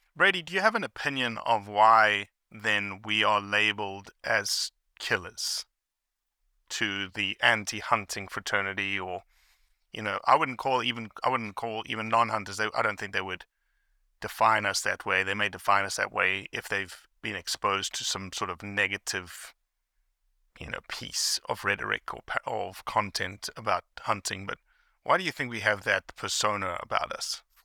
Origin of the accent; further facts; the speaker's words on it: South Africa; I grew up in South Africa